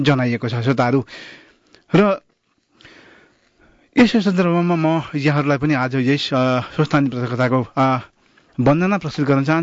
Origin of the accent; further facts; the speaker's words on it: Nepal; moved away; हामी नेपाली हौँ हिन्दू हौँ